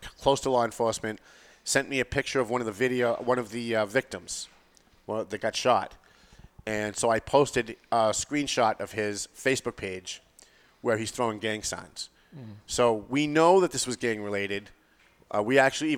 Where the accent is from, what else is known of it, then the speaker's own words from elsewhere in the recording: Lawrence, Massachusetts, United States; I grew up in Lawrence